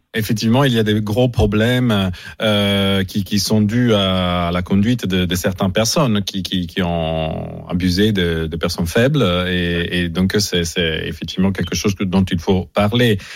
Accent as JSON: {"language": "French", "country": "Italy", "said": "je suis italien aussi"}